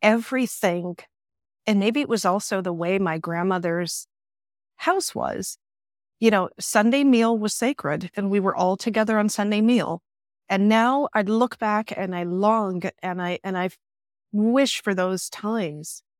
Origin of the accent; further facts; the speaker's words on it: Chicago, Illinois, United States; moved away as an adult; also born or lived in London; now in Paris, France; Accent gives me away. I'm from Chicago